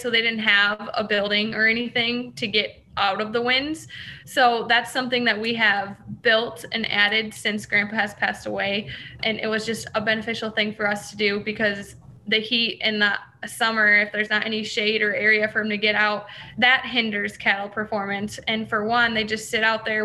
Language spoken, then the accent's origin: English; hometown near Kewanee, Illinois area, United States; also born or lived in Iowa; I was a beef feed sales intern at one of the co-ops that was like 40 minutes from my hometown